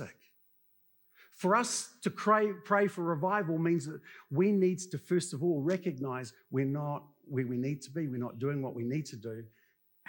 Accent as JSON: {"language": "English", "country": "New Zealand", "said": "being good Kiwi blokes"}